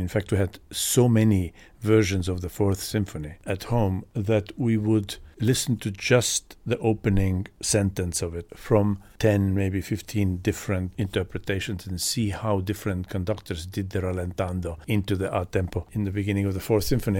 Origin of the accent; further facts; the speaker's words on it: Estonia; moved away; Growing up in Estonia, which at that time was part of Soviet Union